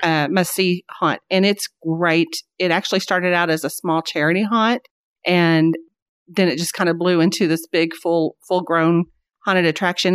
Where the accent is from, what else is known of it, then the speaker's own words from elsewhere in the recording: Springdale, Arkansas, United States; whenever I grew up in Springdale, there was, I think the population was like seven thousand.